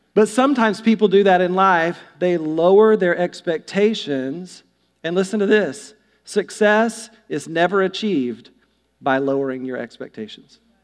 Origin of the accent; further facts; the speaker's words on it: North Carolina, United States; I'm from the South, too. I'm from North Carolina